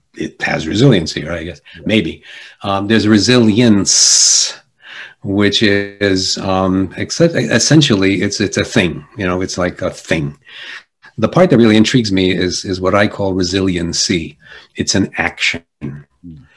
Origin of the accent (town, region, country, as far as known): Jersey City, New Jersey, United States; born or raised there; first language Polish; English is a second language; also born or lived in Argentina